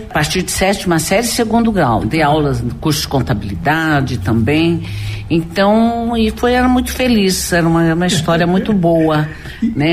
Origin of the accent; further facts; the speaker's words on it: Catanduva, São Paulo, Brazil; born there; moved away as an adult; now in Campo Grande, Brazil; Eu nasci em Catanduva, interior de São